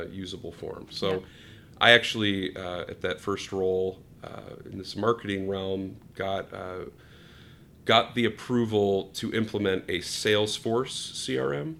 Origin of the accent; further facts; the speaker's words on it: New Hampshire, United States; moved away as an adult; now in Chicago, United States; I was living in New Hampshire on okay. the East Coast, um, and then came out here for school